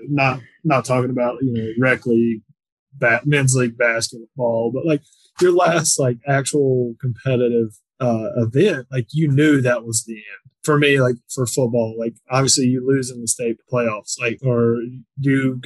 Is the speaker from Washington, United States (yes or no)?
no; North Carolina, United States; we're from North Carolina